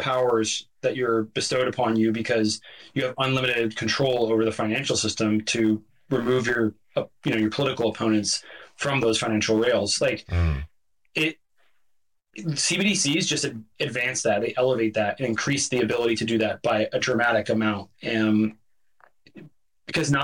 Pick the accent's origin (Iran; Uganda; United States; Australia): United States; Oregon; my home state of Oregon